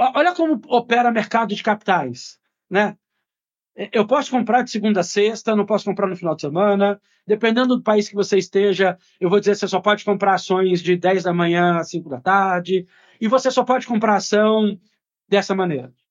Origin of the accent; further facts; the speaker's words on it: Brazil; como brasileiro